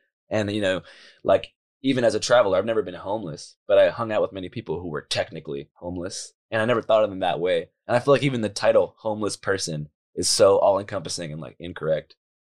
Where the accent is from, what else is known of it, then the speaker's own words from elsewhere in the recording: Seattle, Washington, United States; I grew up in Seattle downtown. So I basically grew up in a completely what they call overrun with homeless zone.